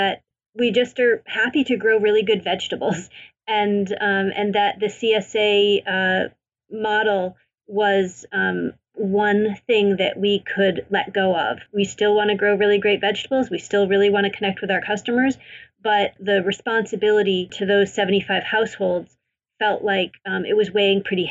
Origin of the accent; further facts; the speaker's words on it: Maine, United States; I grew up in Maine.